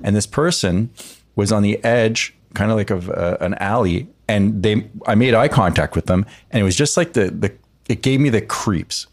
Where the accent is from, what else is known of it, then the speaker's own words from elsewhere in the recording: East Coast, United States; moved away; also born or lived in Orange County; growing up on the East Coast